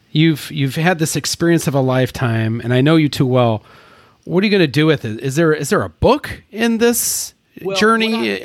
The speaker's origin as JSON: {"language": "English", "country": "United States", "said": "we Americans"}